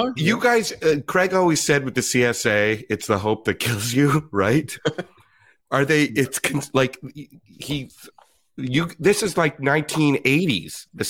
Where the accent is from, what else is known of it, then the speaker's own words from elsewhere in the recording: Ottawa, Ontario, Canada; I'm from Ottawa.